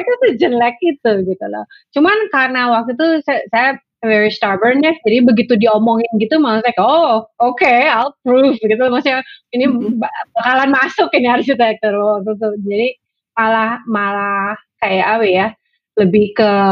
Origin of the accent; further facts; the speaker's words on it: Indonesia; moved away as an adult; now in United States; saya besar di Indonesia